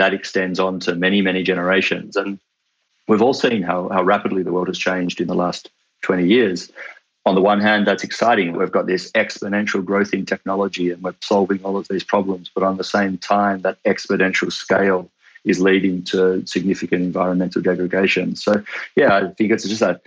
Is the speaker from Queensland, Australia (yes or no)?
no; Tasmania, Australia; moved away; I grew up in Tasmania